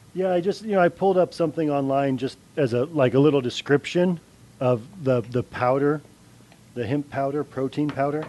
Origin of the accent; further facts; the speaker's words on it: Santa Cruz, California, United States; growing up in Santa Cruz